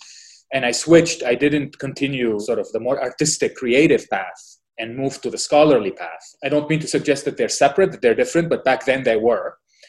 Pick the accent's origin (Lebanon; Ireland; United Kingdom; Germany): Lebanon; moved away as an adult; also born or lived in United States / North Dakota / Washington, D.C. / Philadelphia; now in Doha, Qatar; I was born in Lebanon, right before the war started, so in the early 70s. I grew up in Lebanon during the war